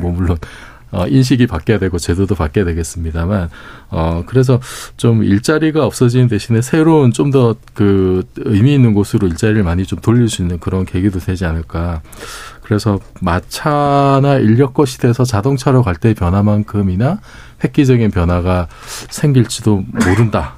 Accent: Busan, South Korea; moved away; 제가 고향이 부산인데

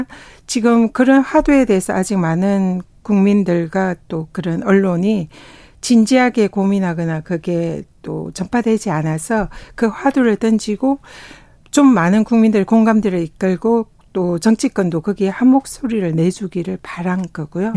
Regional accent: South Korea; also born or lived in Tongyeong / Busan; 저는 뭐 통영과 부산에서 태어나고 자라서 바다의 딸이다.

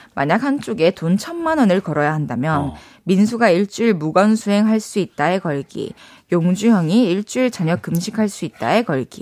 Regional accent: Masan, South Gyeongsang, South Korea; moved away; also born or lived in Daegu / Busan; 대구에서 태어나서. 네. 마산에서 자랐고. 아. 부산에서 대학교를 나왔어요

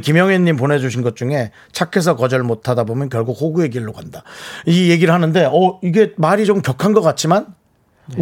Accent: Gangneung, Gangwon, South Korea; now in Seoul, South Korea

